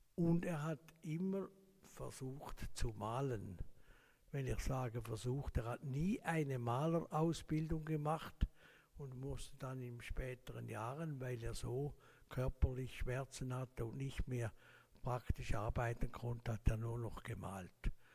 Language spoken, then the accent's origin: German; Laufen-Uhwiesen, Zurich, Switzerland; Ich bin aufgewachsen in Laufen am Rheinfall